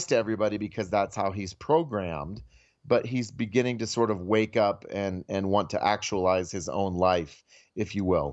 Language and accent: English; Iowa, United States; I'm from Iowa